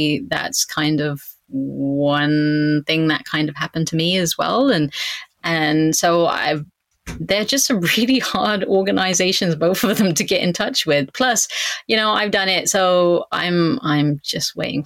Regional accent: Southampton, South East England, United Kingdom; moved away as an adult; also born or lived in United States / Canada; my hometown of Southampton

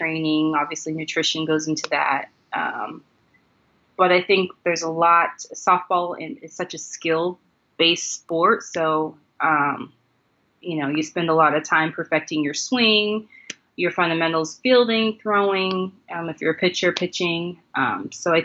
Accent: United States; moved away as an adult; now in Japan; being an American and here. Definitely here in Japan

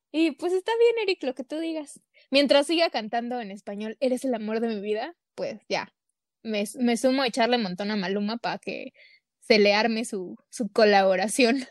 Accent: Mexico; somos aquí bien mexas

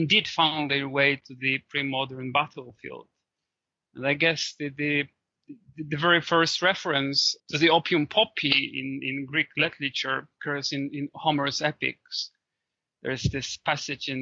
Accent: Poland; my home country, Poland

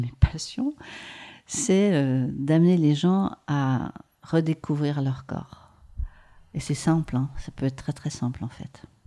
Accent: Maurienne, Auvergne-Rhône-Alpes, France; J'ai grandi en Maurienne et je suis née dans les Hautes-Alpes.

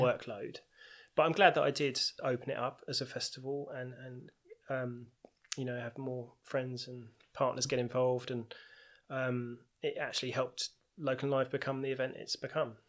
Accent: Tunbridge Wells, South East England, United Kingdom; I'm from Tunbridge Wells, born and bred

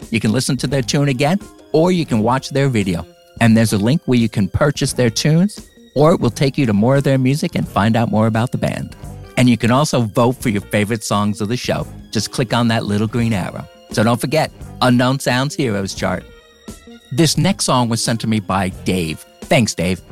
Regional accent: New Jersey, United States; I'm from New Jersey

